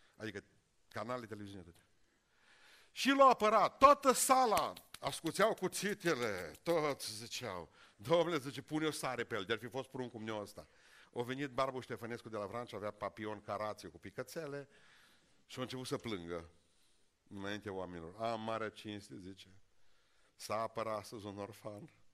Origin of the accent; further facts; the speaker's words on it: Romania; Noi, românii care ne-am încrezut cel mai tare în Dumnezeu, noi am fost primii care am plecat